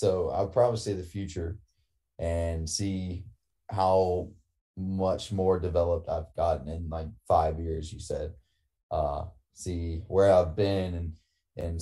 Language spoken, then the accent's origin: English; Louisiana, United States; I'm from Louisiana.